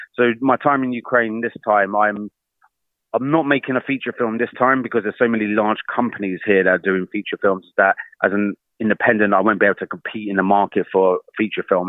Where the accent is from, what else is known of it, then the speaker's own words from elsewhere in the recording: United Kingdom; me being British